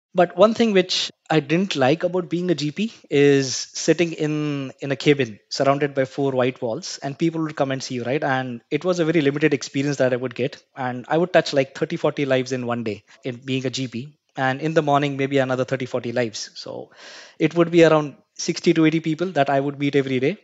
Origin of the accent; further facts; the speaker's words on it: Mumbai, Maharashtra, India; I was born and brought up in Mumbai. I hail from a country called India.